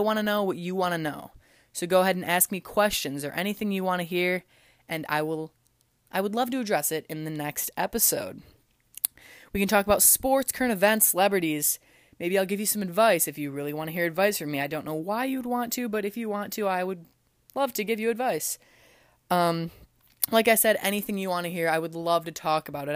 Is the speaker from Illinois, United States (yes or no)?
yes; LaSalle, Illinois, United States; also born or lived in Philadelphia, Pennsylvania; I'm actually from Illinois, about an hour and a half south of the city from La Salle, Peru